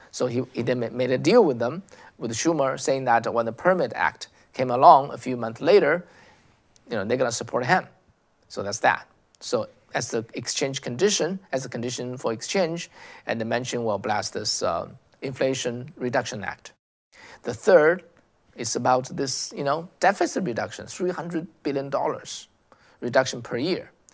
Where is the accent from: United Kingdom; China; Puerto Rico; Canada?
China; English is a second language; moved away as an adult; now in United States; as someone who came from China